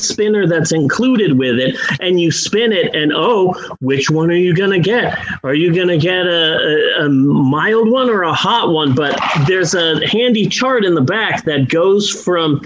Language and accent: English; Arizona, United States; I am from Arizona